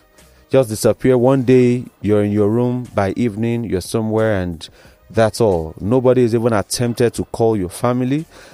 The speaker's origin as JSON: {"language": "English", "country": "Nigeria", "said": "as a Nigerian"}